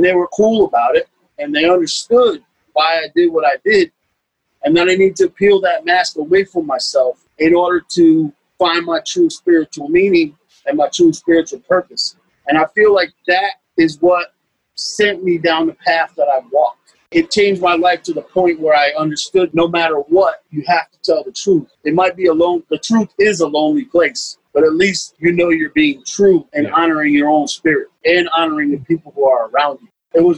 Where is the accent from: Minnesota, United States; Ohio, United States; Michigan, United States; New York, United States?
New York, United States; Beacon; also born or lived in Newburgh; And so I'm from Beacon, New York. I was born in Newburgh, New York, across the river.